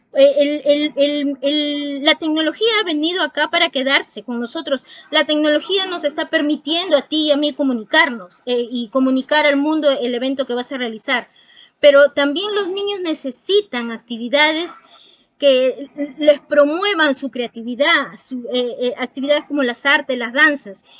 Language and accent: Spanish; Peru; como peruana me siento muy emocionada